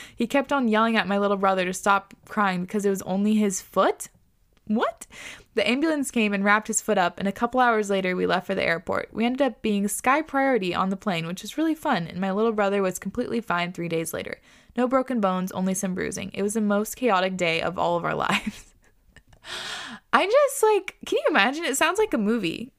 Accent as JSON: {"language": "English", "area": "Whidbey Island", "region": "Washington", "country": "United States", "tie": "born or raised there", "moved": "yes", "said": "I grew up on Woodby, and I grew up, like, kind of resenting Woodby."}